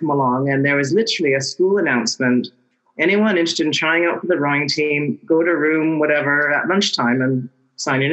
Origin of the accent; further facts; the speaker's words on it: Vancouver, British Columbia, Canada; I grew up in Vancouver from the age of probably 1.5 by the time we got back there.